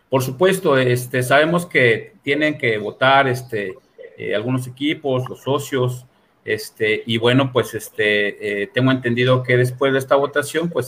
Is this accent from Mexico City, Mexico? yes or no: yes; Mexico City, Mexico; moved away as an adult; also born or lived in Zacatecas / Querétaro; now in Irapuato, Mexico; yo soy de la Ciudad de México